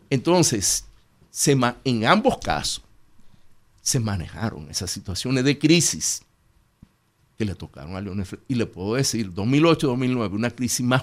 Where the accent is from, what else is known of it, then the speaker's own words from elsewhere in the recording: Salcedo, Hermanas Mirabal, Dominican Republic; Ya, yo soy de Salcedo, ¿eh?